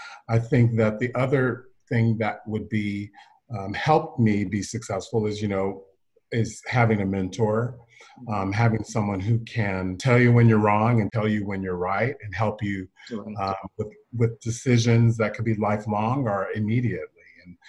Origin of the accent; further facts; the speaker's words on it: Texas, United States; if I'm from Texas, like you said, and I grew up in a military family, as you said, and I'm an only child.